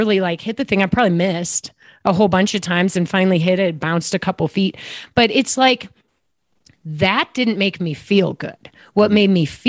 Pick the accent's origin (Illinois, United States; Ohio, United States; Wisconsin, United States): Illinois, United States; Downers Grove; I grew up actually outside of Chicago in a little town called Downers Grove, Illinois